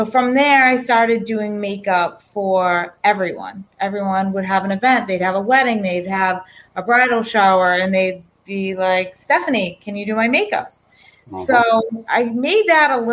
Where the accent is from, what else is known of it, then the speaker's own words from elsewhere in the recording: East Bridgewater, Massachusetts, United States; I grew up in East Bridgewater, Massachusetts.